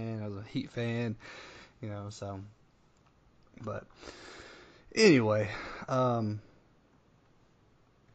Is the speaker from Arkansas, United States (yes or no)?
yes; Arkansas, United States; growing up in Arkansas, we had the Hogs and we didn't have any pro teams